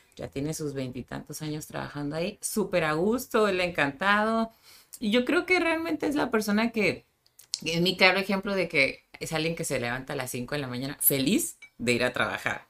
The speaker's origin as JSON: {"language": "Spanish", "town": "Tijuana", "region": "Baja California", "country": "Mexico", "tie": "born or raised there", "said": "nací en Tijuana pero de papás sinaloenses"}